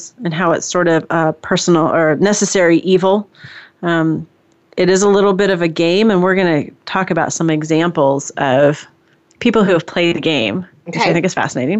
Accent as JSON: {"language": "English", "town": "San Mateo", "region": "California", "country": "United States", "tie": "born or raised there", "said": "I was born in Silicon Valley. I was born in San Mateo, California"}